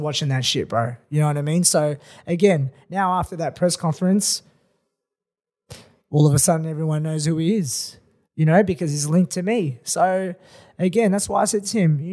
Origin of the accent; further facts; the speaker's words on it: Melbourne, Victoria, Australia; Come to my hometown